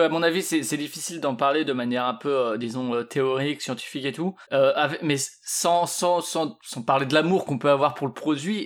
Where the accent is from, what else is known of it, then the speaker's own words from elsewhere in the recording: Strasbourg, Grand Est, France; je suis de, de Strasbourg ou du moins à côté